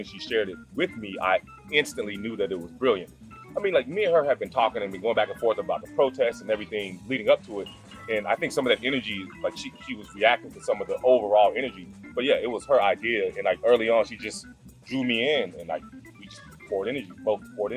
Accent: Grand Prairie, Texas, United States; moved away as an adult; also born or lived in Dallas, Texas; now in South Portland, United States; I'm from Dallas, Texas. I grew up in Grand Prairie, Texas.

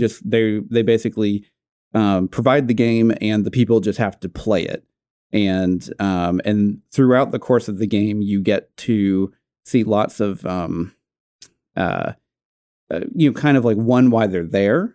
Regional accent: Natick, Massachusetts, United States; I'm from Natick

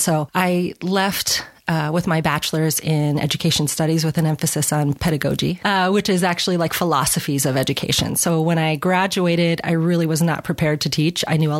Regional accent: New York, United States; also born or lived in Alaska / Washington / Arizona / California; So I am from New York originally, and I've kind of lived all over the place. I lived in Alaska, in Washington State, in Arizona, California.

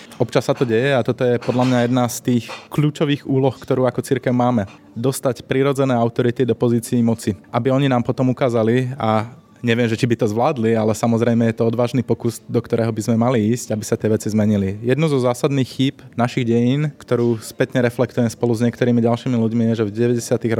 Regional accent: Slovakia; Ja osobne som vyrastal v Trnavskej arcidieceze v rímskokatolíckej cirkvi

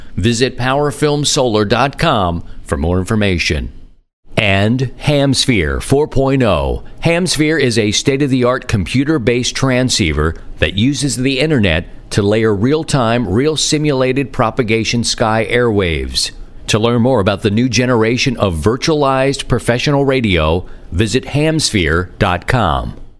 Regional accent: Baltimore, Maryland, United States; Born and raised in Baltimore

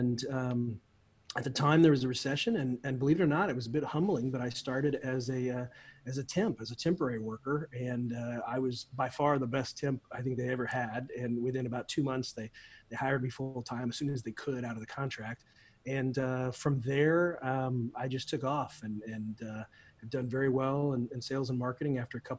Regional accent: Midwest, United States; now in Florida, United States; When I was growing up in the Midwest, I live in Florida now. I've been down here for about 23 years.

